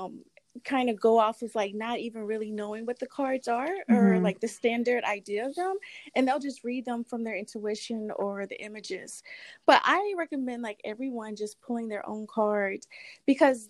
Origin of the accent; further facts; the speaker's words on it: Mississippi, United States; now in New York City, United States; I'm originally from Mississippi. I live in New York City now.